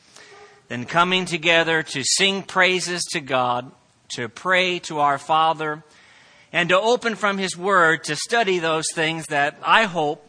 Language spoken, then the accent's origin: English; Plainfield, Indiana, United States; moved away as an adult; also born or lived in Crawfordsville, Indiana / Santee, California; now in El Cajon, United States; I was born and raised in Central Indiana, growing up in Plainfield, which is right outside of Indianapolis